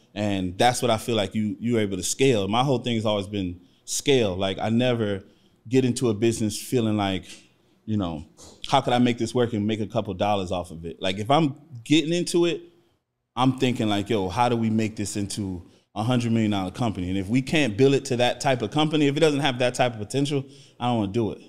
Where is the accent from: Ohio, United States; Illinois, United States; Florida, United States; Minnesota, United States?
Florida, United States; Miami; also born or lived in New Orleans, Louisiana; I was born in New Orleans, but I grew up in Miami, Florida. I've been in Miami since I was like, I don't know, like five years old. So, I'm from Miami